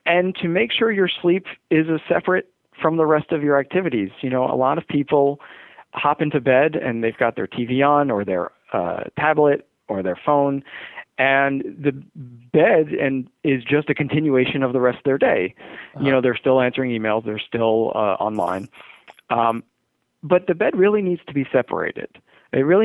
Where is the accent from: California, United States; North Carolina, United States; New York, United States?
New York, United States; now in Bay Area, United States; I grew up in New York, and I grew up a Yankee fan, and still do root for them, even though I'm in the Bay Area now